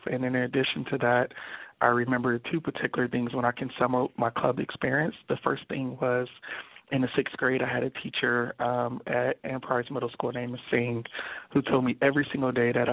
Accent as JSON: {"language": "English", "town": "Los Angeles", "region": "California", "country": "United States", "tie": "born or raised there", "also_born_or_lived": "Compton, California", "said": "I grew up in Compton and Watts"}